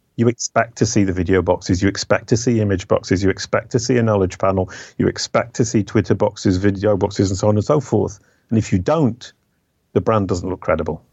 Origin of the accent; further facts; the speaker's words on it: England, United Kingdom; moved away as an adult; now in France; I left the UK 30 years ago. I'm an English by birth, um, French by adoption